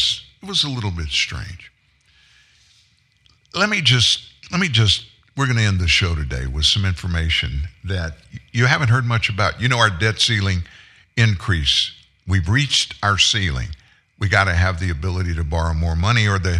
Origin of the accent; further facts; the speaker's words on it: Louisiana, United States; I'm from Louisiana